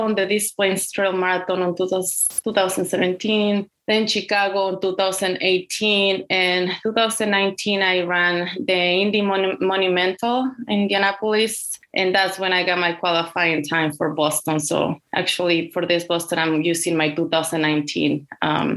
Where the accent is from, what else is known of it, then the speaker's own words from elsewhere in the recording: Aguascalientes, Mexico; English is a second language; moved away as an adult; now in United States; I was born and raised in Mexico in this small town city called Aguascalientes